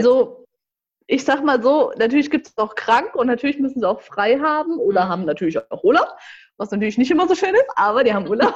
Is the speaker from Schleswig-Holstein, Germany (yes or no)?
no; Marburg, Hesse, Germany; also born or lived in Frankfurt / Gießen; komme gebürtig aus Marburg